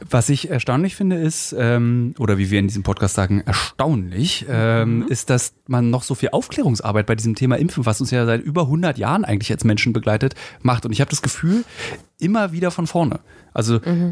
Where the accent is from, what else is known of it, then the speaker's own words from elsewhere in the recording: Berlin, Germany; ich als Berliner